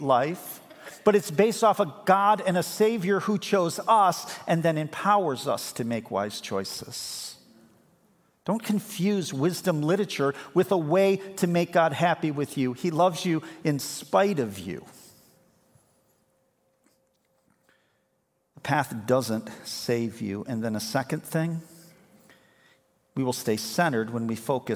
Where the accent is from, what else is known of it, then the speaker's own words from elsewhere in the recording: Chicago, Illinois, United States; moved away as an adult; now in Grand Haven, United States; I grew up in Chicago. This is kind of my home turf